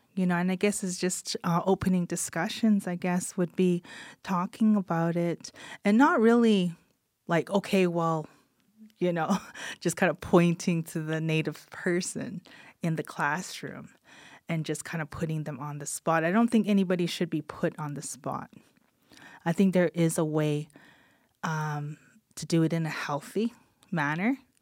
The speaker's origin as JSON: {"language": "English", "area": "Kainai Nation", "region": "Alberta", "country": "Canada", "said": "little blood woman from the Kainai Nation. So I am Blackfoot."}